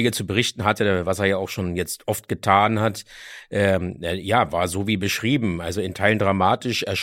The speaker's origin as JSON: {"language": "German", "region": "Berlin", "country": "Germany", "tie": "born or raised there", "said": "bin auch aufgewachsen in Kreuzberg und Neukölln. Ja. Also insofern ist mir so, so die ganze Gegend natürlich auch ein Zuhause."}